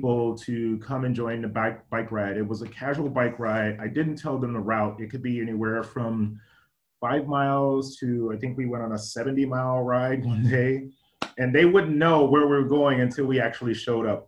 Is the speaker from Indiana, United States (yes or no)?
yes; Gary, Indiana, United States; also born or lived in Washington, D.C. area; now in Seattle, United States; as a child, I grew up in Gary, Indiana